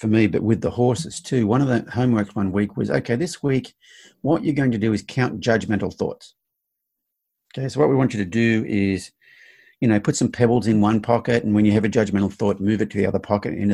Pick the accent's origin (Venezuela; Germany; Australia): Australia; now in United States; growing up in Australia, my generation, you're taught boys don't cry